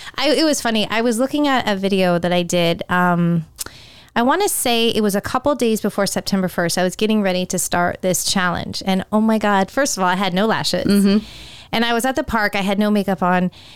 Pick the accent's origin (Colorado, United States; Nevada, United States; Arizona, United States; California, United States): California, United States; moved away; growing up in California